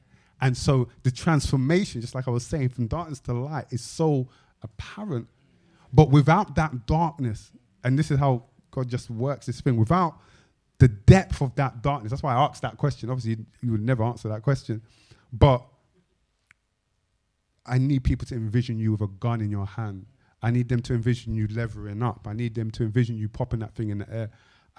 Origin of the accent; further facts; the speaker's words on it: London, United Kingdom; you know, I grew up in South London, you know, on Mitesfield Estate, da, da, da, da.